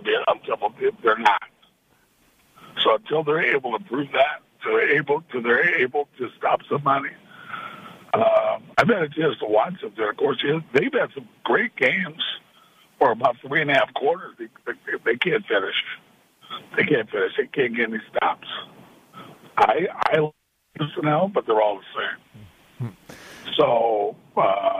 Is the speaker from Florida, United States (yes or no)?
no; Sacramento, California, United States; It's my hometown